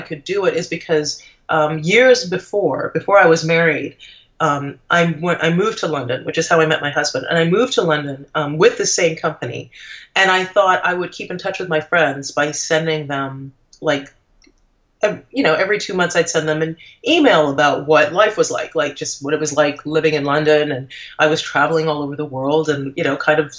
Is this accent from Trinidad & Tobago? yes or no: yes; Trinidad & Tobago; moved away; I'm originally from the Caribbean. I'm from Trinidad, and my husband is English.